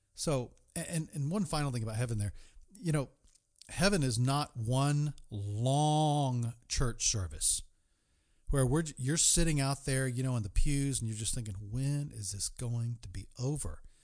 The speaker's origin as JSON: {"language": "English", "region": "East Coast", "country": "United States", "tie": "born or raised there", "moved": "yes", "said": "my hometown, the East Coast"}